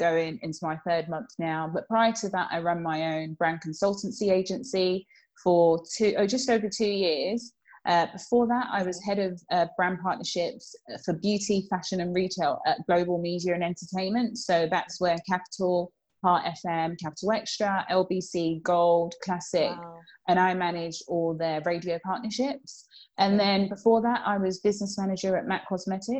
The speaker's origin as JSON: {"language": "English", "country": "Nigeria", "also_born_or_lived": "Bromley, London", "moved": "yes", "lives_now": "London, United Kingdom", "said": "I'm from Nigeria"}